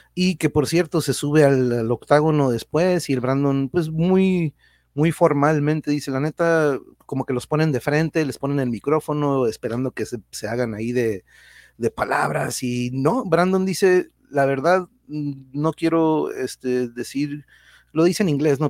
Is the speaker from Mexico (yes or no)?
yes; Tijuana, Baja California, Mexico; los que somos de aquí de Tijuana no somos ni de aquí ni de allá